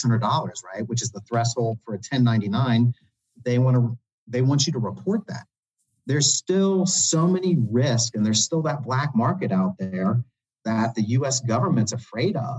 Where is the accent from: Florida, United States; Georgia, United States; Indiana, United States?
Indiana, United States; moved away; I'm from Indiana originally.